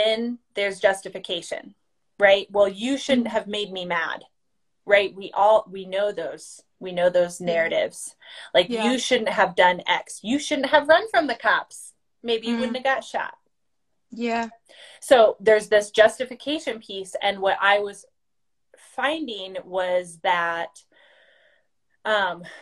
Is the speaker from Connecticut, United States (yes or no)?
no; Iowa, United States; I'm originally from Iowa, born and raised on a farm